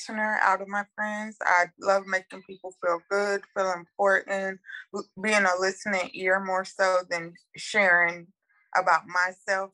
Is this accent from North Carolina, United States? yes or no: yes; North Carolina, United States; I'm from North Carolina